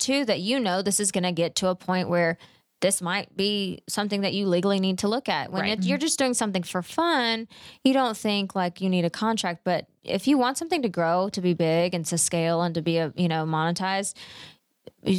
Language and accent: English; Mesquite, Texas, United States; Mesquite, Texas